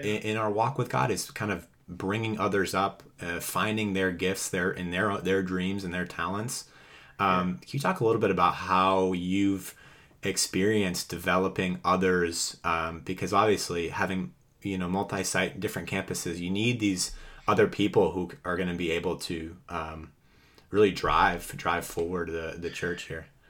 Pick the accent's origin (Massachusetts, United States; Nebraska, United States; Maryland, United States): Massachusetts, United States; Boston; growing up in Massachusetts myself.